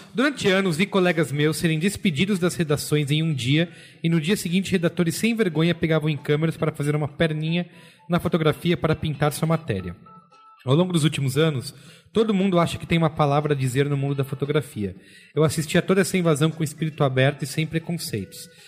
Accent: Brazil

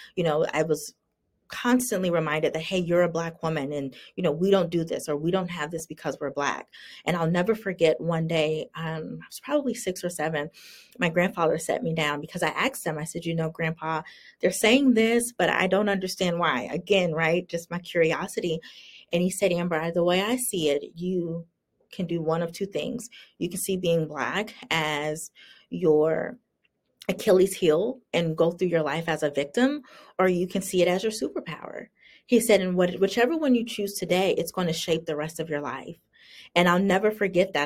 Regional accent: South Carolina, United States; moved away as an adult; also born or lived in Virginia; I remember moving to Virginia when, you know, I, was born and raised in South Carolina

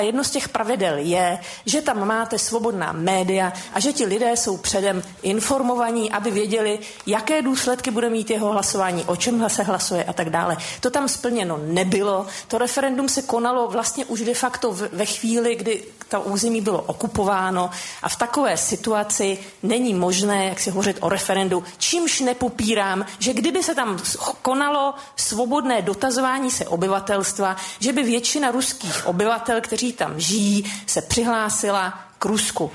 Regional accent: Crimea, Ukraine; Czech is a second language; now in Czech Republic; Já jsem se narodila na Krymu. Do roku 2000 jsem tam žila.

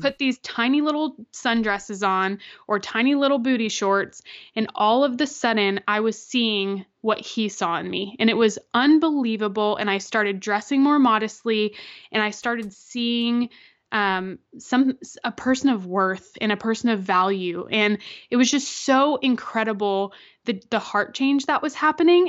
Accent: Florida, United States; I'm from Florida

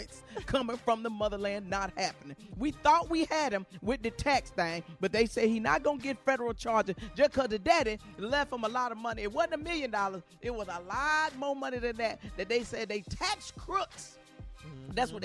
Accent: Arkansas, United States; I'm from Arkansas.

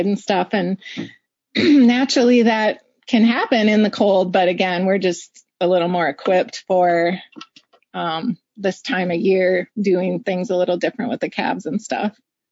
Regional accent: Wisconsin, United States; I grew up in Wisconsin

